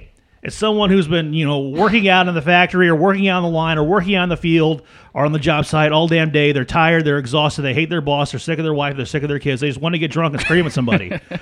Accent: New Haven, Missouri, United States; Sundrop was made in my hometown.

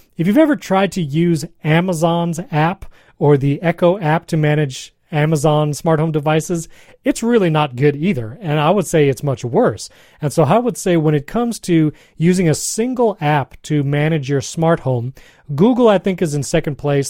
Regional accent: New York, United States; I grew up in New York, here in the States

